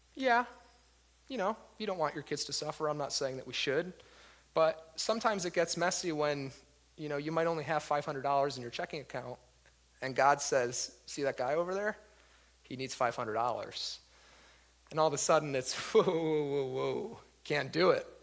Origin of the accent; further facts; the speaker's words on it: Waterbury, Connecticut, United States; moved away as an adult; I was born and raised in Waterbury uh, pretty much my whole life up until just a few years ago.